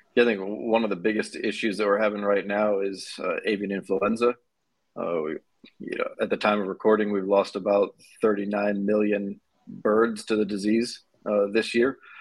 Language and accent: English; Ohio, United States; moved away as an adult; also born or lived in Georgia; now in Dallas, United States; originally I'm from Ohio, uh, currently live in Dallas, Texas